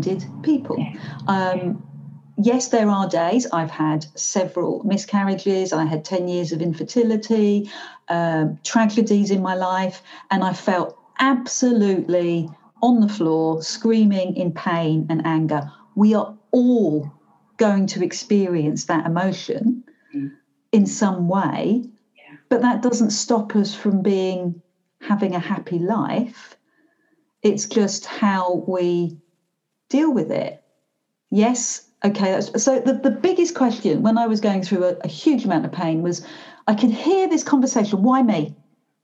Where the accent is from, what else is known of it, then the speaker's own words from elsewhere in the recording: Glasgow, Scotland, United Kingdom; I am by Glaswegian, so I am by nature quite a townie